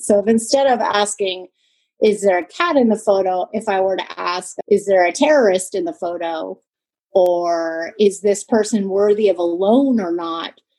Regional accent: California, United States; moved away as an adult; now in Germany; I'm a Californian originally

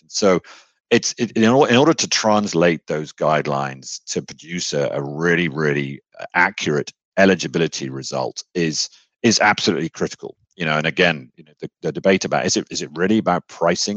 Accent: United Kingdom; accent: British; moved away as an adult; now in Texas, United States; I was born in the UK. Um, I'm a Brit

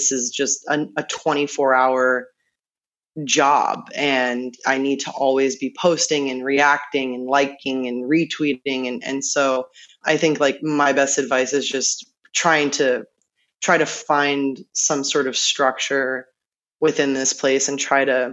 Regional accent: New York, United States; now in Los Angeles, United States; I was born and raised in New York

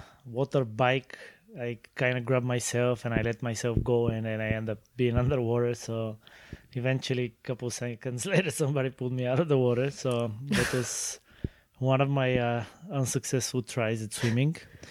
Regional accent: Sofia, Sofia City, Bulgaria; Well, I was born and raised in Bulgaria, in the city of Sofia.

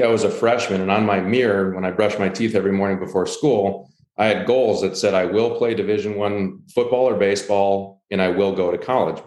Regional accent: Rochester, Minnesota, United States; moved away as an adult; my hometown of Rochester, Minnesota

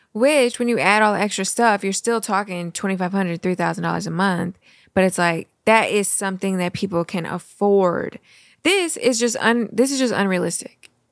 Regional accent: Missouri, United States; now in Florida, United States; we come from the Midwest. We come from Missouri.

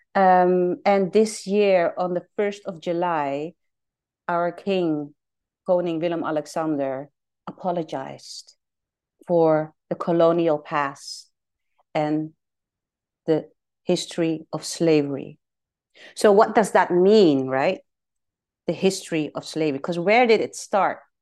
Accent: Suriname; now in Amsterdam, Netherlands; I was born in Suriname

